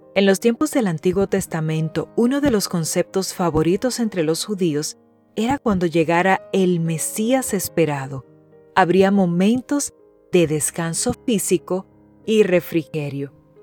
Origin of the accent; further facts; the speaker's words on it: Dominican Republic; Mi tierra es hermosa y también es muy calurosa.